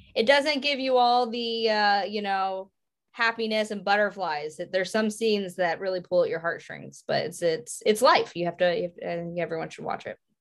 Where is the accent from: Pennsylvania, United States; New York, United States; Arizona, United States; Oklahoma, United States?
Pennsylvania, United States; Pottsville; I'm from Pottsville, Pennsylvania